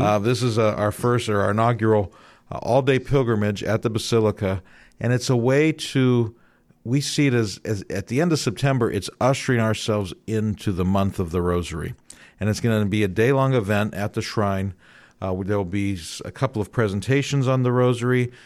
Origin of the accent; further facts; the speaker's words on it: Youngstown, Ohio, United States; now in Columbus, United States; I grew up in Youngstown, that's where mom's from